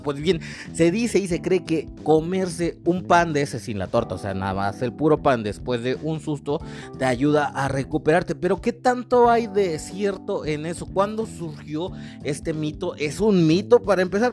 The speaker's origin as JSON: {"language": "Spanish", "country": "Mexico", "said": "nosotros como mexicanos"}